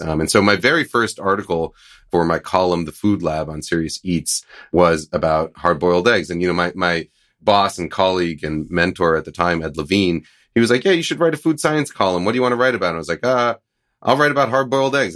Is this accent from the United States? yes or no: yes; East Coast, United States; moved away; I grew up in the East Coast, so I called it Hellmann's